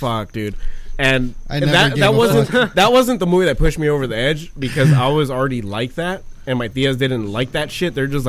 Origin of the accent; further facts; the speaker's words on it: Michoacán, Mexico; moved away; I'm from Central Mexico. I'm from Michoacan.